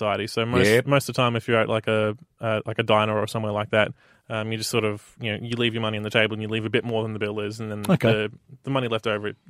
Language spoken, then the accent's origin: English; Australia; as an Australian